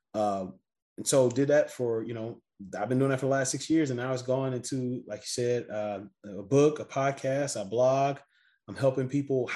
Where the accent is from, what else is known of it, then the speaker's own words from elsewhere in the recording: Missouri City, Texas, United States; I'm from Houston, Texas, right outside a city called Missouri City